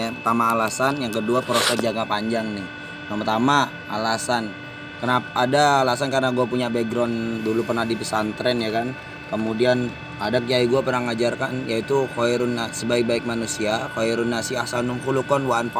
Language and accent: Indonesian; East Java, Indonesia; Gue asal dari Jawa Timur ya kan.